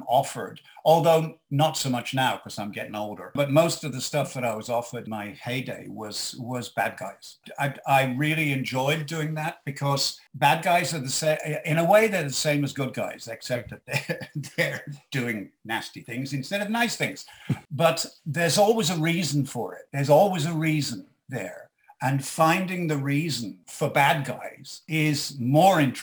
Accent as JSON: {"language": "English", "region": "England", "country": "United Kingdom", "moved": "as an adult", "lives_now": "Canada", "said": "I'm English, and I moved to Canada"}